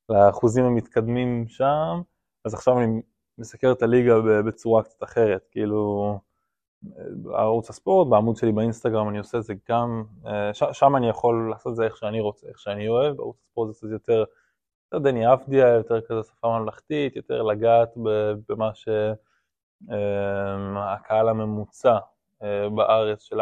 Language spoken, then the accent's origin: Hebrew; Rome, Lazio, Italy; born there; also born or lived in Ireland; אני אוהד רומא ומאוד מתחבר לכדורגל האיטלקי, נולדתי ברומא, אז התחלתי מהכיוון הזה בכלל. אה, ובגלל שגרתי באירלנד, שזה צמוד לאנגליה